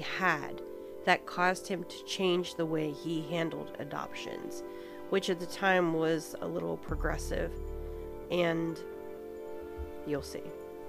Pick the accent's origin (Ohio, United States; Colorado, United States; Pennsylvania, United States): Pennsylvania, United States; Pittsburgh; born there; I was born in Pittsburgh.